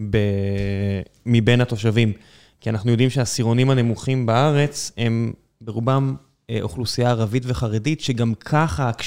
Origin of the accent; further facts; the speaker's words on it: Beersheba, Southern District, Israel; ברור שלא. גדלתי בבאר שבע, אני יודע שלא.